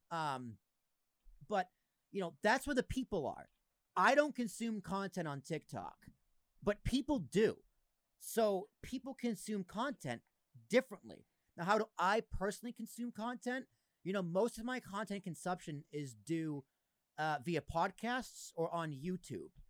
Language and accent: English; Massachusetts, United States; Oh, you're from Mass? I, I grew up in Massachusetts.